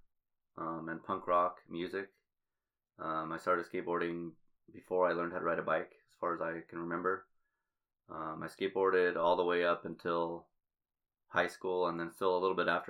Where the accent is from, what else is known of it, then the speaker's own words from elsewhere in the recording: Albuquerque, New Mexico, United States; I'm from Albuquerque, New Mexico. I grew up on the west side of Albuquerque